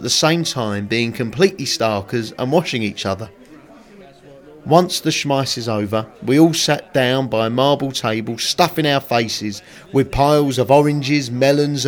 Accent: Woodford, London, United Kingdom; When I was a young boy growing up in Woodford, Essex

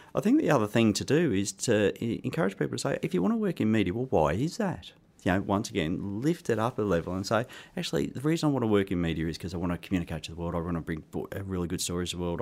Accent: Australia; accent: Australian; moved away; I started my career, um, actually in Australia, hence my accent.

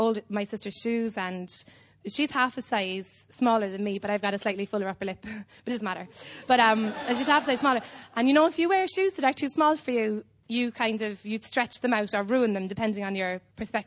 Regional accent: Cobh, Munster, Ireland

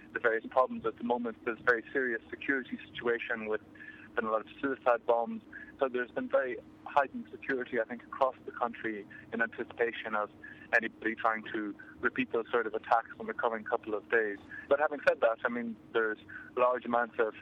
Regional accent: Ireland; Yes, I'm Irish

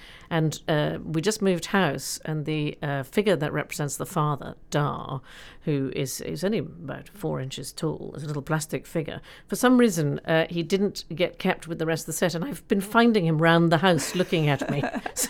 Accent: United States; And my American background growing up in America, my father was a journalist and we traveled.

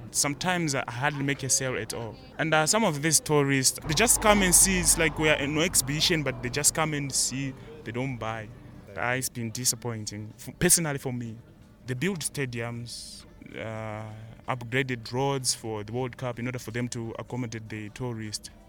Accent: Zimbabwe; now in South Africa; I'm from Zimbabwe.

